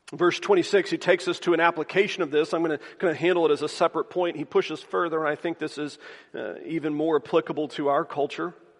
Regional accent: the South, United States; Growing up in the South

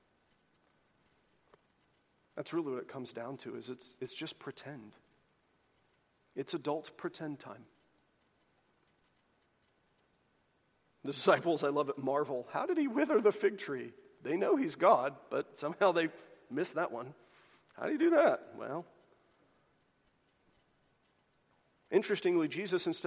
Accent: the South, United States; This is the kind of Christianity that as a Southerner, I am so incredibly well-versed

